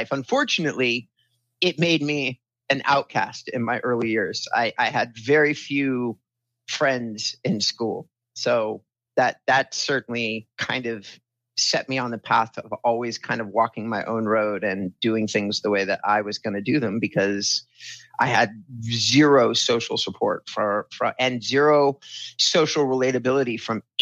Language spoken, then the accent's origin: English; California, United States; So I was raised in Southern California. We bounced around a lot. I was born in Hoag Hospital in Orange County